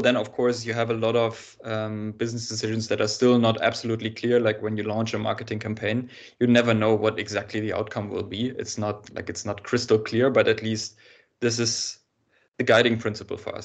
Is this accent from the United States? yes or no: no; Germany; I was born in Germany